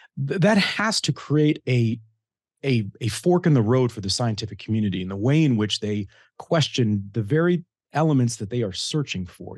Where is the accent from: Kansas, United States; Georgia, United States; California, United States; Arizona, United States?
Kansas, United States; a guy who grew up in small town Kansas